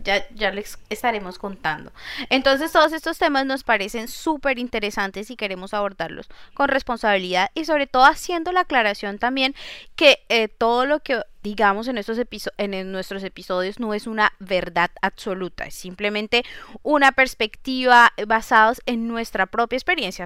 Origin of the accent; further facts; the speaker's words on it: Colombia; moved away as an adult; now in Nantes, France; yo soy de Colombia, tierra querida